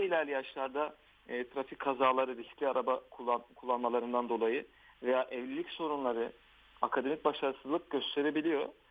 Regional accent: Diyarbakır, Diyarbakır Province, Turkey; moved away as an adult; also born or lived in Ankara / Şırnak; now in Istanbul, Turkey; ben 1983 Diyarbakır doğumluyum. Evet ee, eğitimimi liseye kadar Diyarbakır'da

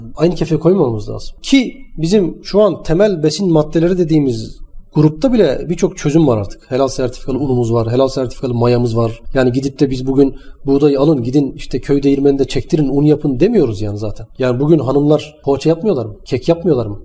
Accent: Manisa, Turkey; Manisa'da büyüdüm öğrenciydim ben

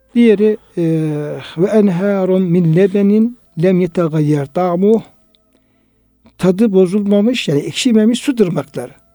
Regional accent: Turkey; bizim köyde hocam, e, Irmak Yanı köyünde işte Çoruh oradan geçtiği için ee, bizim evlerimizin olduğu yerler

